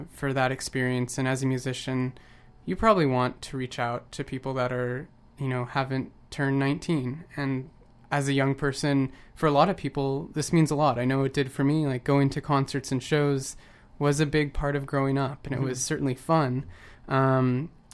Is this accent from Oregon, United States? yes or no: yes; just outside of Portland, Oregon, United States; now in Vancouver, Canada; I grew up just outside of Portland